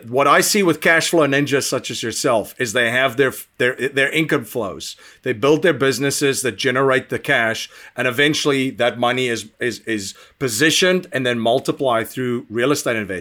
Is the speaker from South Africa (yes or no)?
yes; South Africa; now in United States; I'm originally from South Africa